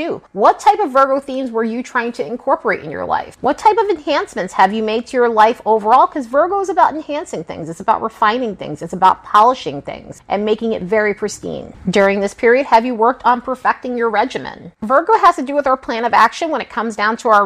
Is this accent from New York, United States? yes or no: yes; New York, United States; growing up in New York